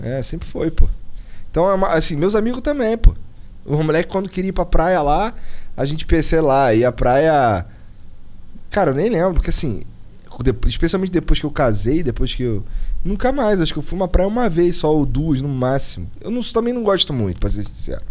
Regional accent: Rio de Janeiro, Brazil; moved away as an adult; now in Curitiba, Brazil; Eu nasci no Rio Comprido, Zona Norte, tudo Zona Norte. Nasci no Rio Comprido. E morei muitos anos no, no Rocha

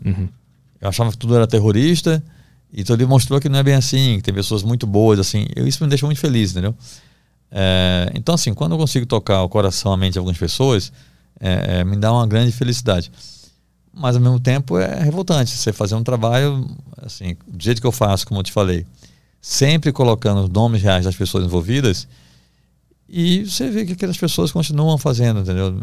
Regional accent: Recife, Pernambuco, Brazil; moved away as an adult; also born or lived in Belém; now in São Paulo, Brazil; eu sou do Recife, cresci perto da praia

